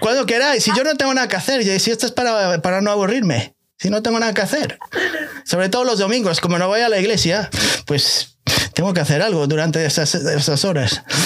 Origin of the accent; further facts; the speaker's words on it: Spain; now in United States; por ahí, por mi país natal